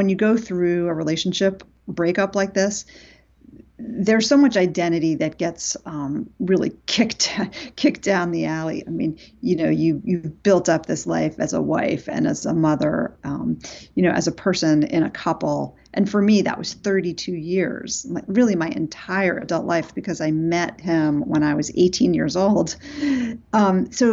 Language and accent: English; New York City, New York, United States; I grew up in New York City, but my parents were divorced